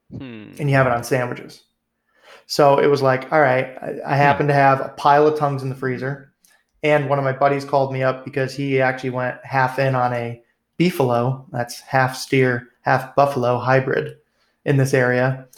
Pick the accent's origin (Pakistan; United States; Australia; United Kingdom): United States; New England; growing up in New England